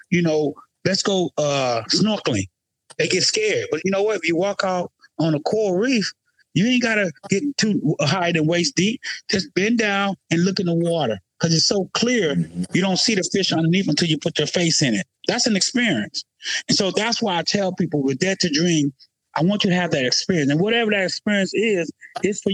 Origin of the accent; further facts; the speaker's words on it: the South, United States; I grew up in the South, and we was always taught to appreciate everything.